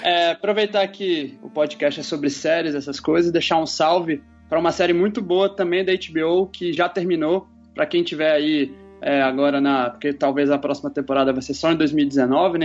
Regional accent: Brasília, Federal District, Brazil; now in Rio de Janeiro, Brazil; Eu tô aqui no Rio, mas sou natural de Brasília

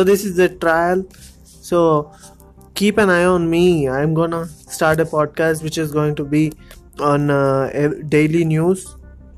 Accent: India; I'm from India.

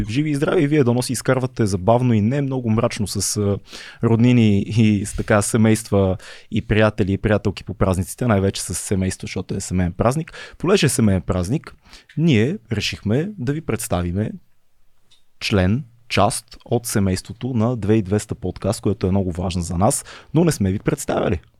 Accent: Sofia, Sofia City, Bulgaria; аз съм израснал в Надежда и най-вероятно сме имали много различни дни

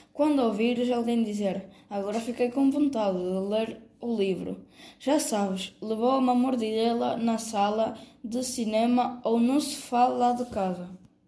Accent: Venezuela; sou natural da Venezuela

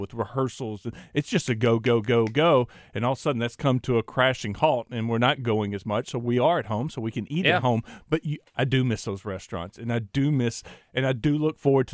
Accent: East Texas, United States; growing up in East Texas

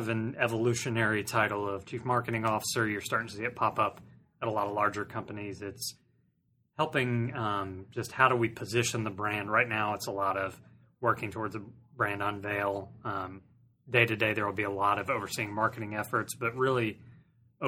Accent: Greenville, South Carolina, United States; also born or lived in Washington, D.C.; I was born and raised in Greenville, went to Clemson, so very local.

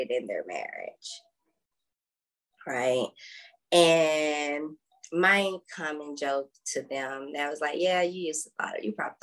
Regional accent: South Georgia, United States; I was raised in South Georgia in the Bible Belt

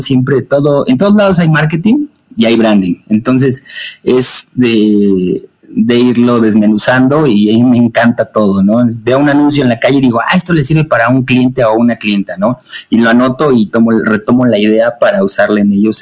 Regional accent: Puebla, Mexico; now in Atlixco, Mexico; yo soy de, México, Puebla

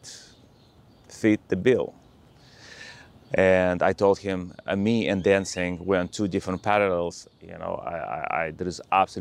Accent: Russia; moved away; I was born in Russia

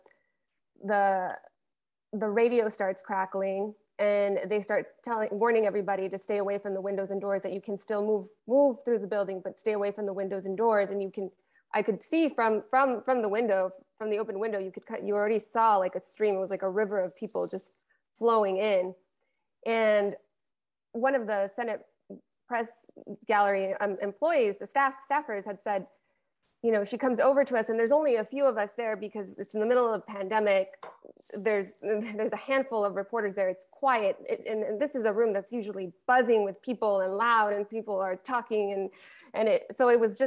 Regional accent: El Paso, Texas, United States; moved away; that's my hometown. I went to high school 5 minutes from there.

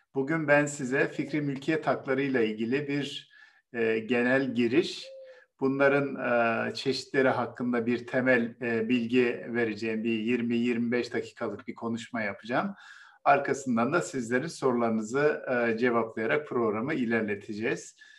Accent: Bozkır, Konya, Turkey; moved away; Benim de memleketim Konya biliyorsunuz. Benim çocukluğumda tarlaları e, e, öküzler ve çiftlerle sürerlerdi.

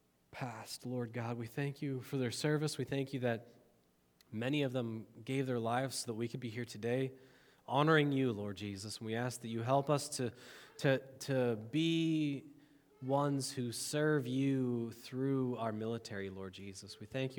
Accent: United States; I love being an American citizen

